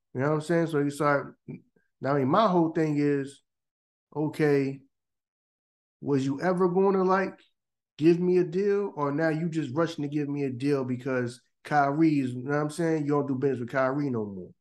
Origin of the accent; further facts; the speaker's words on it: Philadelphia, Pennsylvania, United States; Here in Philly, we just didn't wear those.